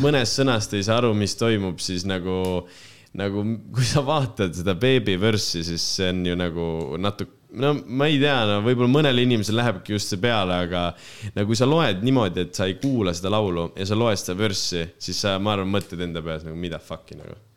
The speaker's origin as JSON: {"language": "Estonian", "country": "Estonia", "said": "mina kui lihtne eestlane"}